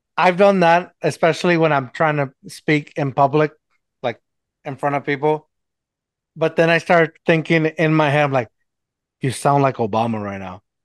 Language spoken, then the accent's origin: English; Mexico; accent: Mexican; my Mexican accent